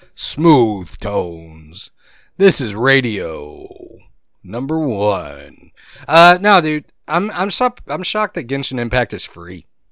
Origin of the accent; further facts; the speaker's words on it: Gulf Coast, United States; I grew up in humidity. You did too. Me and you both. We grew up on the Gulf